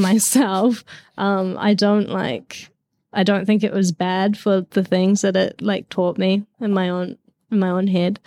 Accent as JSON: {"language": "English", "country": "New Zealand", "tie": "born or raised there", "said": "I grew up in New Zealand"}